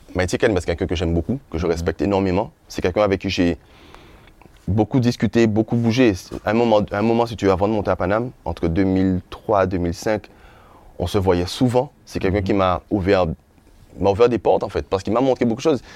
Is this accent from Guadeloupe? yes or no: yes; Les Abymes, Guadeloupe; also born or lived in Sainte-Rose, Guadeloupe; j'ai grandi à Grand Camp. Mhm. C'est ma jeunesse, c'est mon enfance.